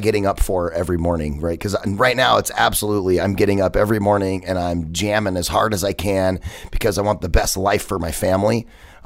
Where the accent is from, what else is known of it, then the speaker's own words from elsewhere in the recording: United States; I'm American